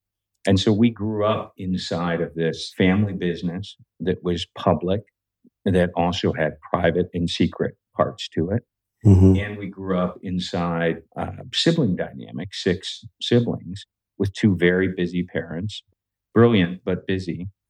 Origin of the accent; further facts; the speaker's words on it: New Delhi, Delhi, India; born there; Well, I was born in India. So I was born in New Delhi, India. I'm the second oldest of six in my primary family.